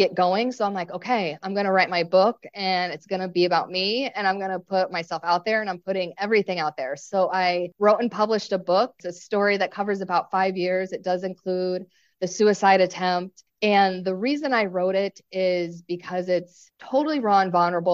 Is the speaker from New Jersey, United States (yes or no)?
no; Chicago, Illinois, United States; moved away as an adult; now in Hawaii, United States; I'm originally from Chicago, so I'm a city person